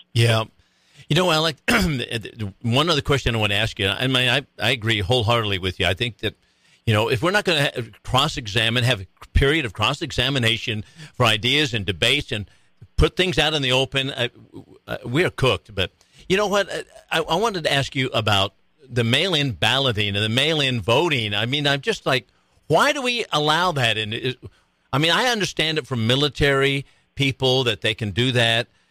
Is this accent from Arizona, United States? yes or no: yes; Maricopa County, Arizona, United States; moved away; I'm being from Maricopa County